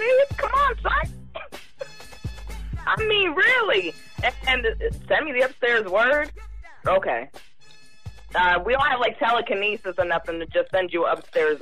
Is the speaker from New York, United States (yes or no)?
yes; New York, United States; I'm from New York too